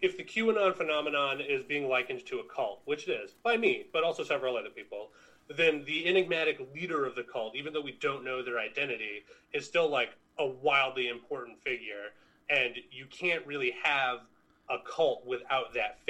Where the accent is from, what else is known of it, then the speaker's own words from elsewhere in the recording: United States; as an American citizen